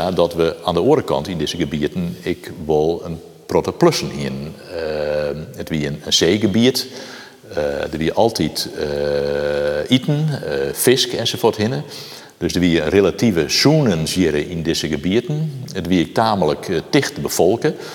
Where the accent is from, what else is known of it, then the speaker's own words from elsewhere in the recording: Friesland countryside, Netherlands; ik kom van de Gediek. Eh, dus ik in de 20e eeuw, doe ik opgroeide